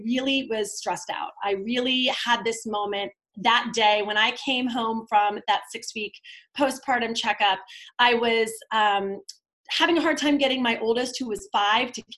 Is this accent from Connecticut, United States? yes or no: yes; Darien, Connecticut, United States; also born or lived in New York City; my hometown